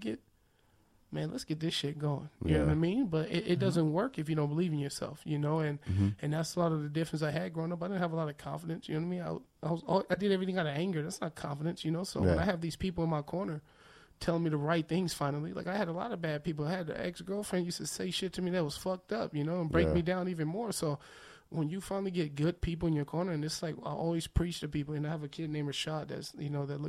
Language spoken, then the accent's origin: English; Los Angeles, California, United States; also born or lived in Victorville, California; I grew up in Manchester and Broadway